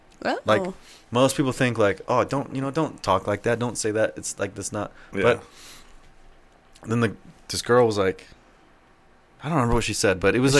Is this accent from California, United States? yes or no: yes; California, United States; now in Albuquerque, United States; I grew up in California.